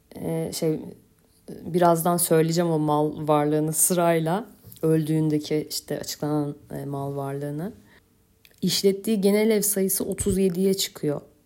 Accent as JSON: {"language": "Turkish", "region": "Istanbul", "country": "Turkey", "moved": "as an adult", "lives_now": "Kaş, Turkey", "said": "Ben beş kuşak İstanbulluyum."}